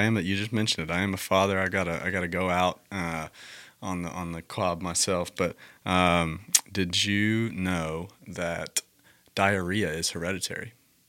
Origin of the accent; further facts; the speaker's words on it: the South, United States; The joke is I'm from the South and I love football, but the only sport I didn't ever play was football.